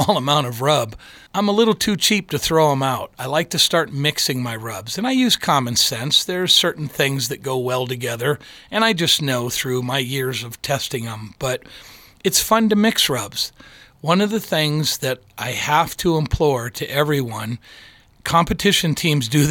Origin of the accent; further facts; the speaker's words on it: Michigan, United States; now in Colorado, United States; I grew up in Michigan